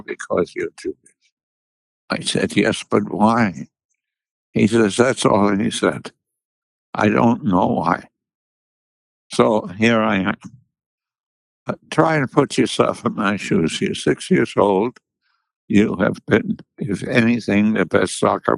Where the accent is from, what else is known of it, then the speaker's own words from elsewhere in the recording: Munich, Bavaria, Germany; I was born in Munich, Bavaria, which is in the south of Germany